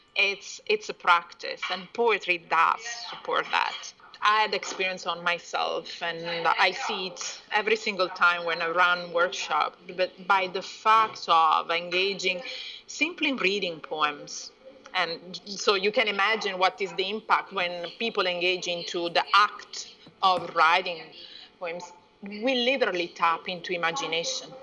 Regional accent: Italy; moved away; also born or lived in Iran; I was born in Italy from a mixed family. My father is from uh, Persia and my mom is uh, Italian. I've spent 20 years abroad

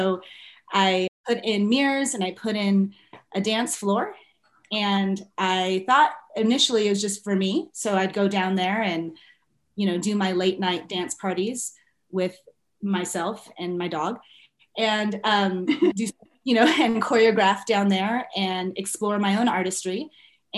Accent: Inland Empire, Southern California, United States; I grew up in Southern California and right outside the Los Angeles area in the Inland Empire

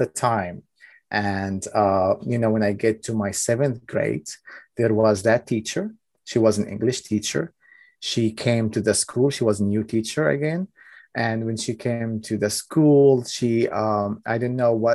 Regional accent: Ramallah, West Bank, Palestine; first language Arabic; English is a second language; moved away as an adult; also born or lived in Clayton County, Georgia, United States; now in Georgia, United States; However, I am originally from Palestine, from Ramallah City

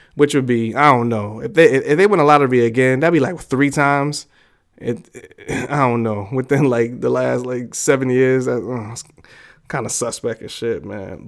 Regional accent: New York City, New York, United States; I grew up in New York, New York City

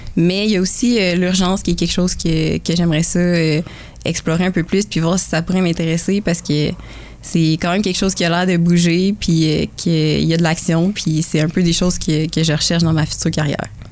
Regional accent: Kingsey Falls, Quebec, Canada; now in Sherbrooke, Canada; je viens du petit village de Kings Falls, dans, les, dans les bois francs

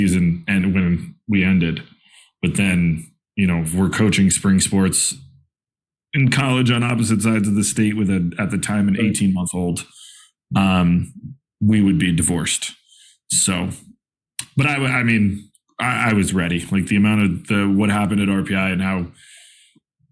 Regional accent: East Greenwich, New York, United States; now in Rochester, United States; So I grew up in East Greenwich, New York, right outside Albany

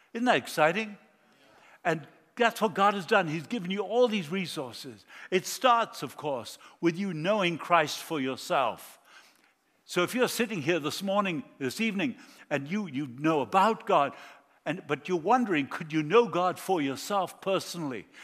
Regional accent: Argentina; moved away; I was born in South America. I grew up in Argentina

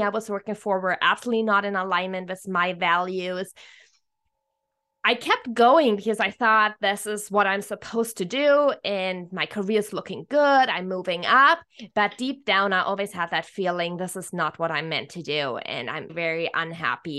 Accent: Germany; moved away as an adult; now in Hawaii, United States; I'm originally from Germany

